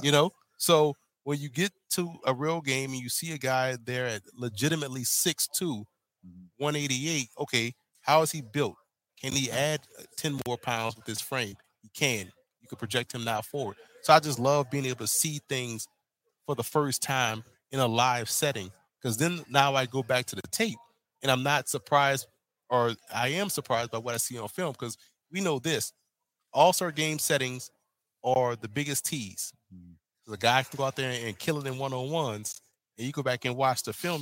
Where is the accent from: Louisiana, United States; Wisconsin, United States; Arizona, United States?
Louisiana, United States; New Orleans; New Orleans, Louisiana, my hometown, born and mm-hmm. raised